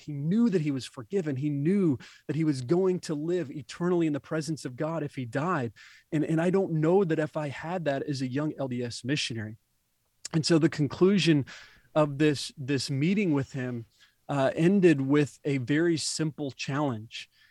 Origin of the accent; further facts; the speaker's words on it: Indiana, United States; I was born and raised in the Midwest in Indiana